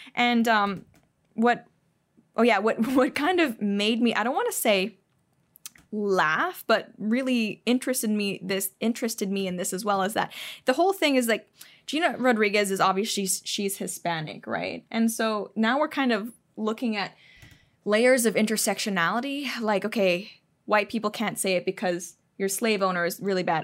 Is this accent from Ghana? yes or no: no; Hong Kong; moved away as an adult; now in United States; I didn't grow up in the U S. I didn't grow up really, um, with too much American culture. I grew up in Asia.